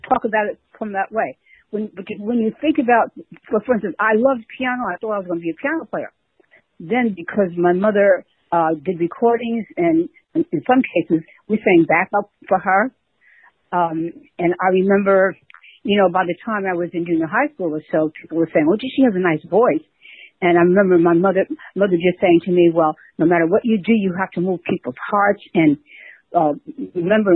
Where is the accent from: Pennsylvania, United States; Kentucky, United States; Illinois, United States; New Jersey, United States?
New Jersey, United States; Newark; also born or lived in New York City; I was born in New York City, but I grew up in Newark, New Jersey, so I'm a Jersey girl